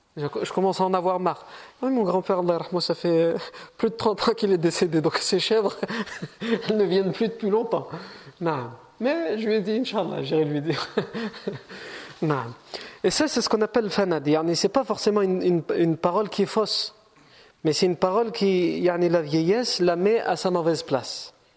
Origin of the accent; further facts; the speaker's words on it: France; Moi je suis né en France